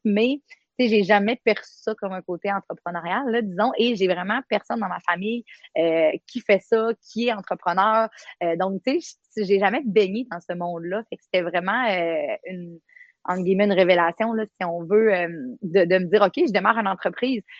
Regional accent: Quebec, Canada; moved away as an adult; also born or lived in Côte-Nord, Quebec; now in Baie-Comeau, Canada; Je viens euh, du Saguenay-Lac-Saint-Jean. J'ai fait mes études là-bas comme euh, policière

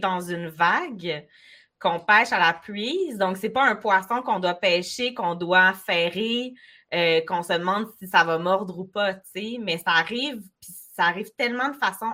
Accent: Baie-Comeau, Quebec, Canada; moi, je suis native de Bécomo

